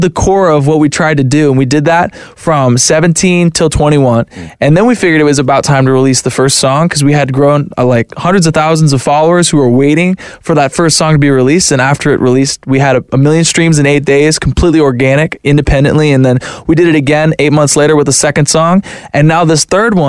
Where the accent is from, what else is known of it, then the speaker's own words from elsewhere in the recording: Florida, United States; I'm from Florida.